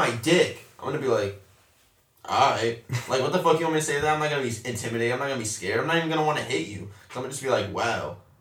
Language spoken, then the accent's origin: English; Dallas, Texas, United States; I am from Dallas